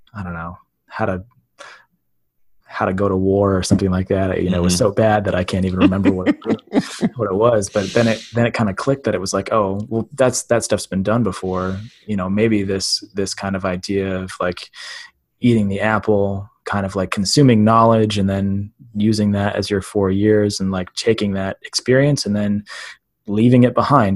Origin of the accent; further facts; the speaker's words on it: Midwest, United States; growing up in the Midwest as in a white town as a white kid